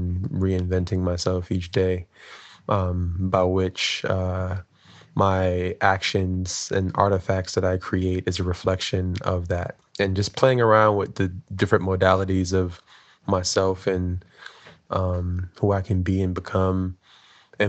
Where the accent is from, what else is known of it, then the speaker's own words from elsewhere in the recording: New York City, New York, United States; I'm from Brooklyn, New York